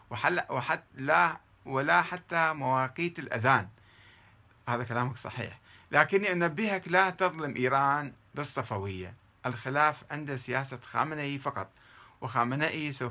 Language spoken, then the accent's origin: Arabic; South, Iraq; طبعا أنا ابن الجنوب ولا أقبل بهذا